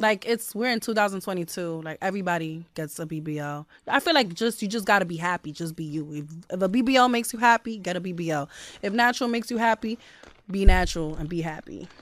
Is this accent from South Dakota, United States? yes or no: no; New York City, New York, United States; I grew up there, and I have a lot of beautiful memories there